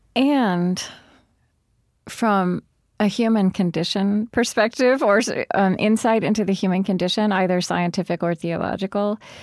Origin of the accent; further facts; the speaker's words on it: Oklahoma, United States; I grew up in Oklahoma